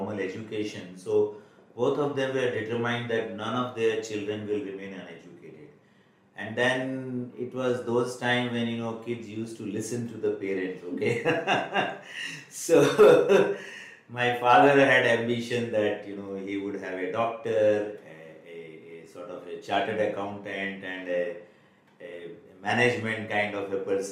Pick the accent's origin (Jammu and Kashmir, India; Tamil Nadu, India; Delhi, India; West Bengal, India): West Bengal, India; Kolkata; also born or lived in Bikaner, India; I was rather brought to Calcutta by my parents, and then all my education has been there